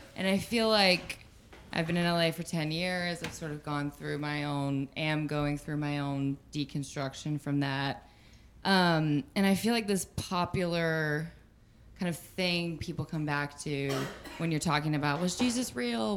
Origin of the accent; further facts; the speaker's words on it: the South, United States; moved away as an adult; now in Los Angeles, United States; I was raised in the South, Southern Baptist as well, and still have family there